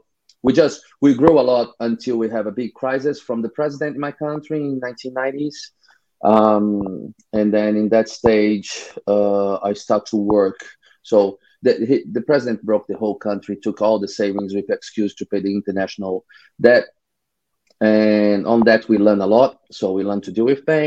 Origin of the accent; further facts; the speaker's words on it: Rio de Janeiro, Brazil; I'm from Rio, Brazil